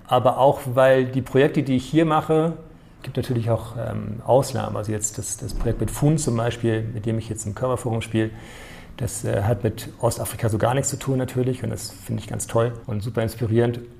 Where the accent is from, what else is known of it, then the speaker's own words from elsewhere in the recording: Norderstedt, Schleswig-Holstein, Germany; also born or lived in Hamburg / Nairobi / Arnhem; in Norderstedt, dort wo ich aufgewachsen bin